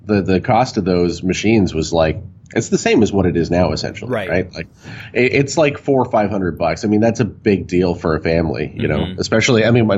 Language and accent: English; Brampton, Ontario, Canada; I grew up in the suburbs. I grew up in Brampton, which is, it's about 500,000 people now.